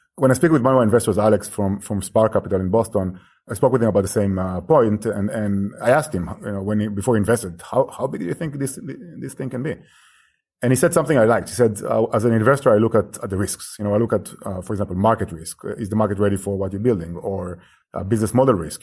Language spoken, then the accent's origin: English; Israel; moved away as an adult; now in Barcelona, Spain; I'm from Israel, actually, originally, and I moved here ten years ago, initially to study